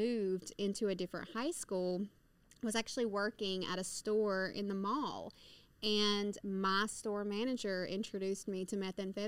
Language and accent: English; Somerville, Georgia, United States; now in Atlanta, United States; I am originally from Somerville, Georgia. I have lived in Atlanta, Georgia, for the last 13 and a half years